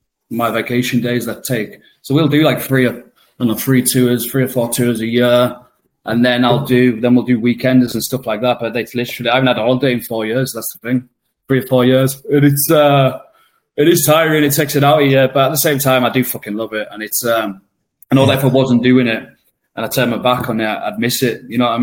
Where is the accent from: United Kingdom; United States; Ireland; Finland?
United Kingdom; the north of England; It's like, the North's my home. I am a Northerner, but I couldn't go back. To be honest, when I go back to Blackpool, even when I go back to Carlisle